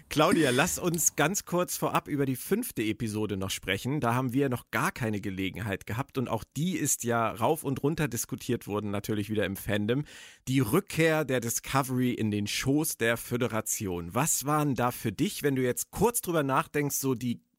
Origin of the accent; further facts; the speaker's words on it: Berlin, Germany; Du bist in meiner alten Heimat Berlin gerade.